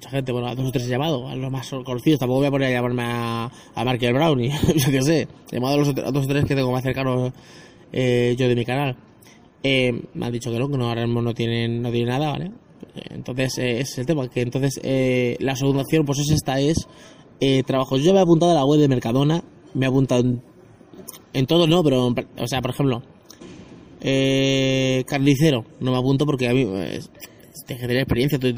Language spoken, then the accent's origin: Spanish; Spain; los que soy de, de España, el hospital de Alcorcón